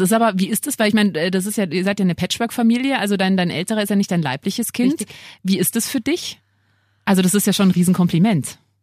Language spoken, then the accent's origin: German; Lower Bavaria, Germany; now in Munich, Germany; Ich komme ja nicht aus München, sondern eben aus Niederbayern